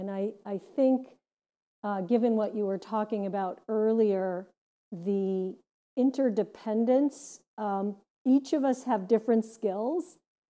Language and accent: English; Gary, Indiana, United States; now in Massachusetts, United States; versus growing up in Gary, Indiana, that has a lot of industry with a variety of pollutants spewing into the air.